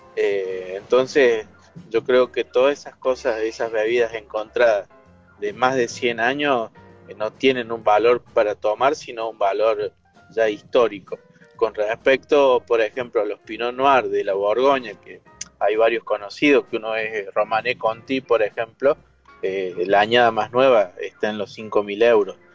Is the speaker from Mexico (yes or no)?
no; Traslasierra, Córdoba, Argentina; muy cerquita de mi pueblo natal